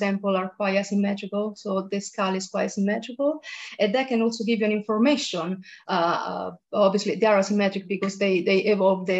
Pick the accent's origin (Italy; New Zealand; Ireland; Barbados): Italy; moved away as an adult; also born or lived in Rome; now in United Kingdom; I come from Italy, and then I moved to the UK for my PhD.